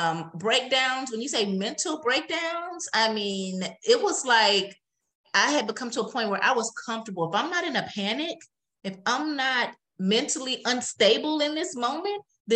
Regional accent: Wisconsin, United States; From Wisconsin.

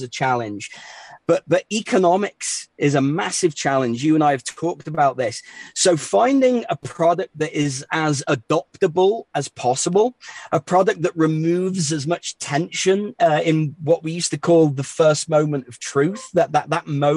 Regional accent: England, United Kingdom; accent: English; also born or lived in New York City, United States; now in Denver, United States; I class myself as an American these days with an English accent.

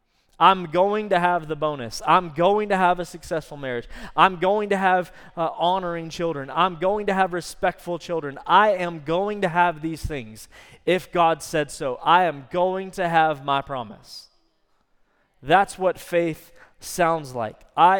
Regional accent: Texas, United States; I probably messed that up. I'm Texan.

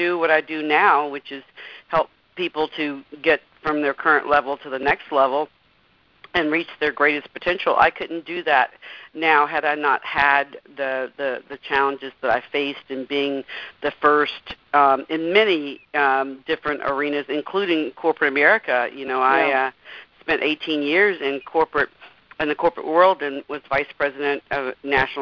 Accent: Mobile, Alabama, United States; I was born in Mobile, Alabama, and my parents had 10 children

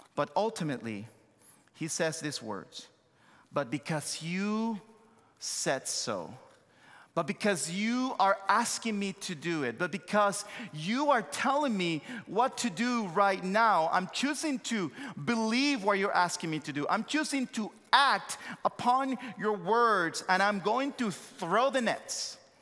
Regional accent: Santo Domingo, Distrito Nacional, Dominican Republic; accent: thick accent; English is a second language; moved away as an adult; also born or lived in United States / Joliet, Illinois; born and raised in Santo Domingo, Dominican Republic, came to the States, uh, uh, many years ago

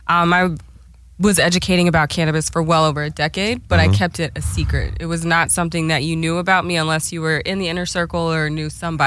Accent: Oklahoma City, Oklahoma, United States; now in California, United States; I mostly grew up in Oklahoma City, Southside.

